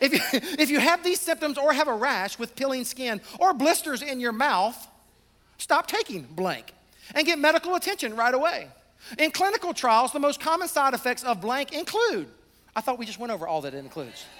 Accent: the South, United States; I'm from the South

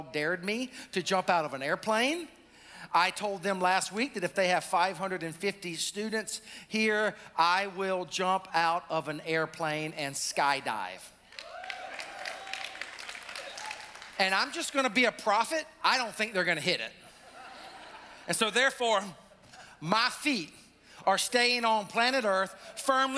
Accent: South Carolina, United States; now in North Carolina, United States; our peeps down in Columbia, South Carolina, my home state

